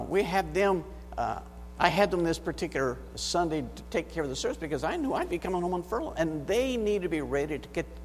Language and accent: English; United States; accent: American; moved away as an adult; now in Brazil; getting past my American accent in Portuguese